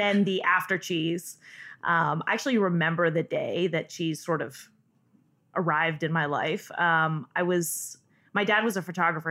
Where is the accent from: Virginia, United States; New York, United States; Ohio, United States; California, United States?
California, United States; Northern; I grew up in Northern California